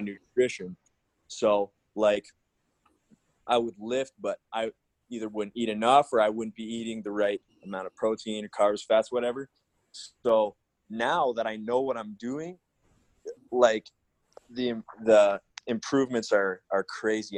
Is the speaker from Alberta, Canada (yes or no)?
yes; Alberta, Canada; I'm from Alberta, Canada.